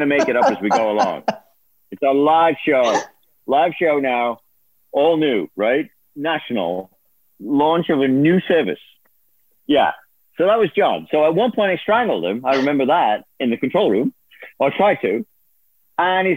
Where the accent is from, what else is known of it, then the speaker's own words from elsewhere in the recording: Liverpool, North West England, United Kingdom; moved away; I'm from Liverpool.